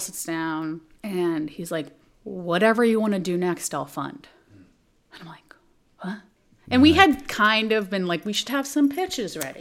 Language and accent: English; Texas, United States; moved away as an adult; also born or lived in Montreal / New York; I'm from Texas.